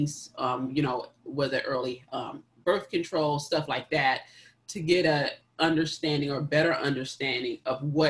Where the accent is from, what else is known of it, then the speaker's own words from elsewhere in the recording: South Carolina, United States; we're from South Carolina, where we have like 30% of our population